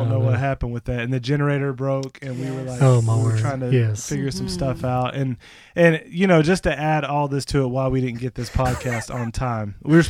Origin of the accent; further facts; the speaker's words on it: Polk County, Florida, United States; now in North Carolina, United States; I'm from Polk County, Florida.